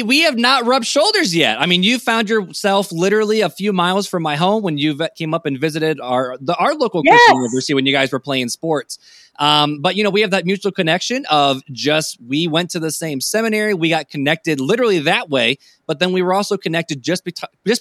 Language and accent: English; Indiana, United States; I'm from Indiana